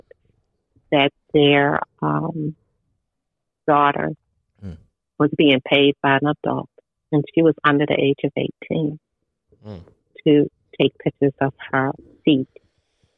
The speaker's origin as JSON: {"language": "English", "town": "Baltimore", "region": "Maryland", "country": "United States", "tie": "born or raised there", "said": "when I was growing up in Baltimore City, I had the whole neighborhood"}